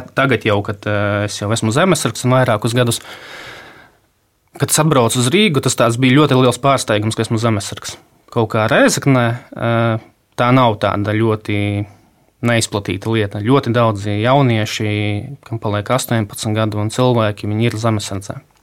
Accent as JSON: {"language": "Latvian", "town": "Rēzekne", "region": "Latgale", "country": "Latvia", "tie": "born or raised there", "also_born_or_lived": "Riga", "said": "esmu dzimis Rēzaknē, pabeidzis uh, tur vidusskolu"}